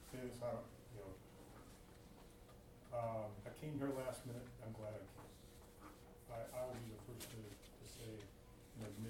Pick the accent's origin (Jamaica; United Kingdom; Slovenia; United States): United States; Midwest; also born or lived in Chicago / Detroit; now in San Jose, United States; I live in San Jose now, but I'm from Chicago and Detroit, so I've been around black people my life.